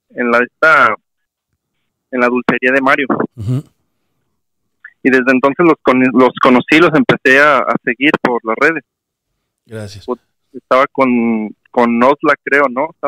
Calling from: Guadalajara, Jalisco, Mexico; de Guadalajara, Jalisco.

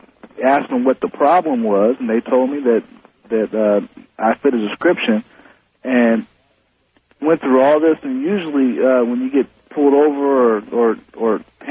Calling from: New Orleans, Louisiana, United States; I'm calling from New Orleans, as a matter of fact.

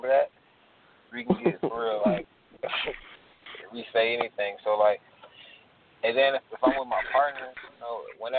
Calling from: Atlanta, Georgia, United States; calling from Atlanta.

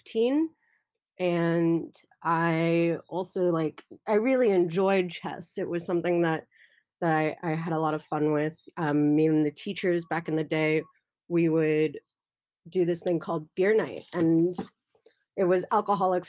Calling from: Hawaii, United States; I'm calling in from Hawaii in the US

